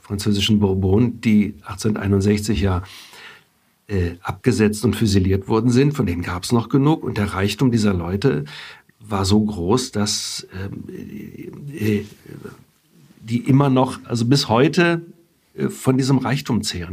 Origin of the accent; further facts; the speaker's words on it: Germany; first language German; ich bin in Deutschland geboren und aufgewachsen, habe Italienisch lernen müssen. Wir haben zu Hause nur Deutsch gesprochen.